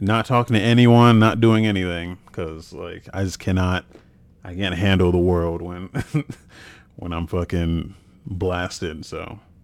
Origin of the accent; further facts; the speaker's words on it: United States; moved away as an adult; also born or lived in Biloxi, Mississippi / Germany; I'm from New York, Jersey